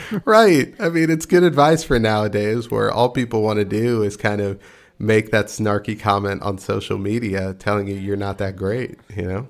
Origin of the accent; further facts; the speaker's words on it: Texas, United States; I'm from Texas, and uh, you know we we do have, still have some pride in our state.